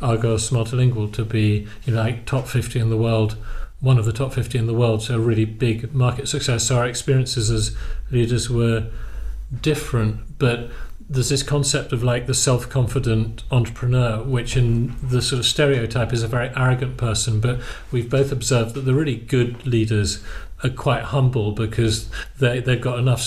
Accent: United Kingdom; moved away as an adult; now in Poland; I'm British by birth and origin, but I'm a Polish citizen

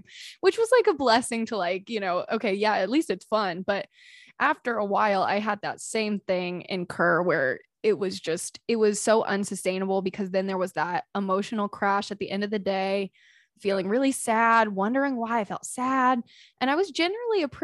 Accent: North Carolina, United States; I'm from North Carolina, so I know Asheville well

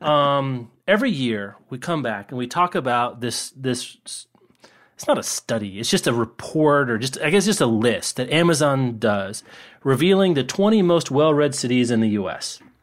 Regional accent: Lawrence, Kansas, United States; in my hometown of Lawrence

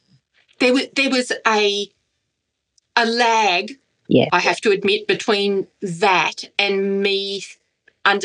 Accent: Redcliffe, Queensland, Australia; I was raised in Redcliffe in Queensland

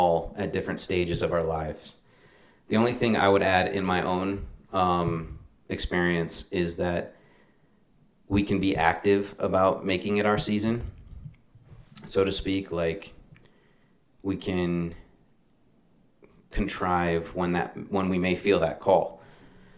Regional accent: Las Vegas, Nevada, United States; moved away; somebody that grew up in Vegas for a large portion of his childhood

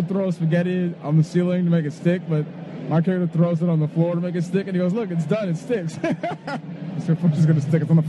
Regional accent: Los Angeles, California, United States; also born or lived in Baltimore, Maryland; I grew up in Los Angeles

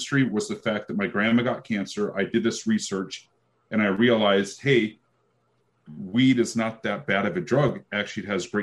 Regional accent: Seattle, Washington, United States; moved away as an adult; also born or lived in Portland, Oregon; I'm from the Seattle area

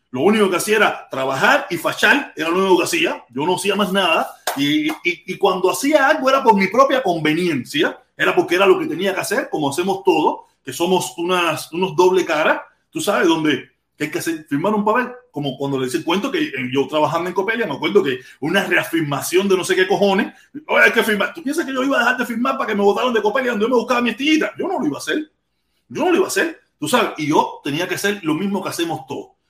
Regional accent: Cuba; moved away; yo me fui de Cuba con mucho desconocimiento de mi sociedad.

